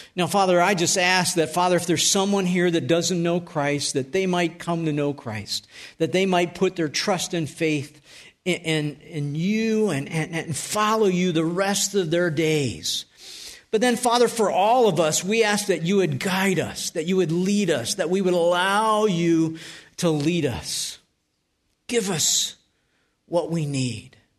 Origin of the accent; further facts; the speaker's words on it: North Tonawanda, New York, United States; moved away; I grew up in Western New York. And I, I lived at three nineteen Tremont Street.